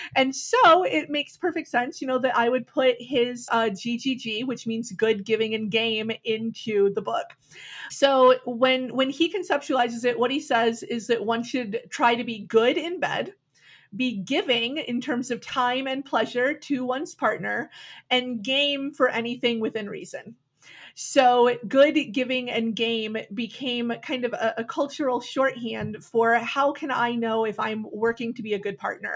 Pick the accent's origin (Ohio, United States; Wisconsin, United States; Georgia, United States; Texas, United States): Wisconsin, United States; Milwaukee; Back in the 90s, I was growing up in Milwaukee